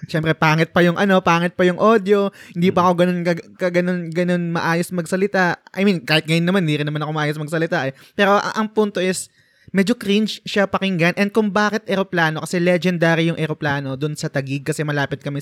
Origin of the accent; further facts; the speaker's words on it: Bicol Region, Philippines; also born or lived in Naga City; now in Naga, Philippines; pareho kami taga Bicol. so, hmm, Bicolano din siya, Bicolano din ako.